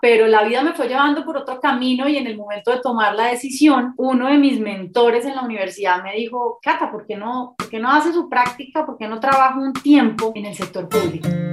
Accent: Cali, Valle del Cauca, Colombia; moved away as an adult; also born or lived in Bogotá; now in Medellín, Colombia; soy caleña, nací en Cali, viví en Cali hasta los veintipico de años, de ahí me fui para Bogotá y ahora llevo nueve años viviendo en esta hermosa ciudad de Medellín

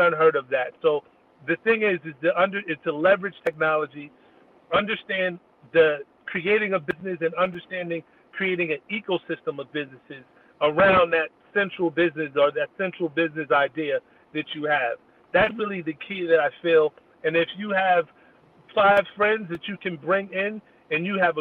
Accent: New Jersey, United States; also born or lived in Atlanta; my home state of New Jersey, which really only because I started there, because that's where I grew up

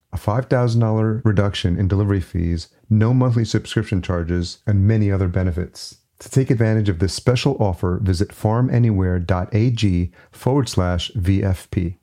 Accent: Yonkers, New York, United States; also born or lived in East Village, New York City; I grew up in New York, grew up in Yonkers, just outside New

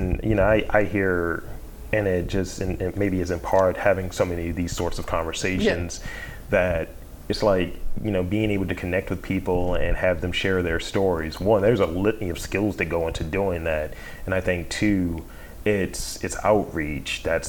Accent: Baltimore, Maryland, United States; I'm from Baltimore, I know that place.

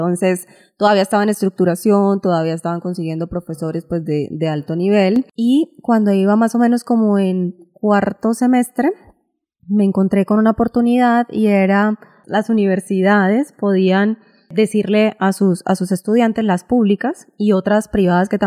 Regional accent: Bucaramanga, Santander, Colombia; moved away as an adult; also born or lived in Bogotá / Boston; cuando estaba en Bucaramanga

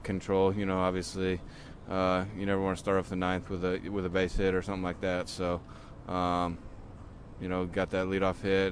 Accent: Minnesota, United States; moved away as an adult; now in Cleveland, United States; I grew up in the Midwest

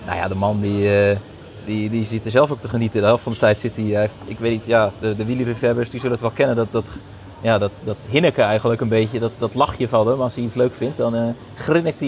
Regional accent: Drenthe, Netherlands; ik kom zelf uit Drenthe

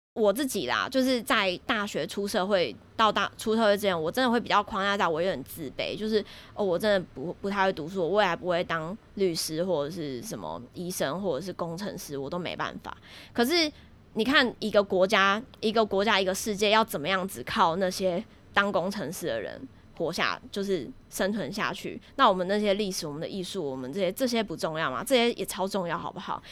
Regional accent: Taiwan; also born or lived in United Kingdom; 我们台湾人去上那些才艺班

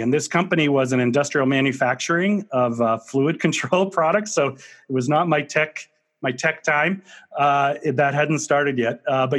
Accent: Marlborough, Massachusetts, United States; So I am a New Englander through and through. I was born and raised in Marlborough, Mass, about a half an hour outside of Boston.

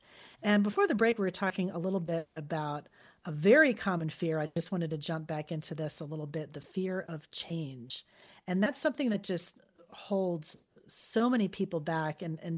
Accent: Fort Lauderdale, Florida, United States; moved away as an adult; now in San Diego, United States; I'm in here in San Diego, but I spent my whole life, I grew up in South Florida in Fort Lauderdale.

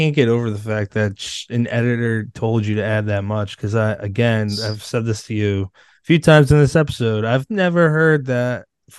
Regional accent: Massachusetts, United States; like I'm Irish, I'm from Massachusetts.

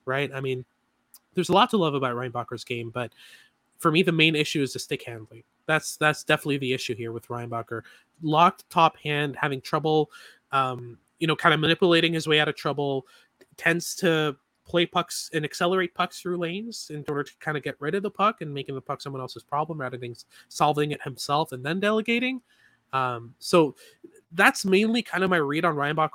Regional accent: Montreal, Quebec, Canada; I'm from Montreal. I'm a Habs fan.

